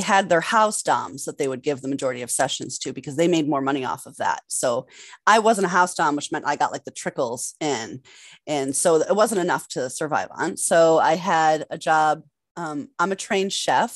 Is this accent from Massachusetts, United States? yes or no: yes; Massachusetts, United States; also born or lived in New York City / Los Angeles; I'm from Massachusetts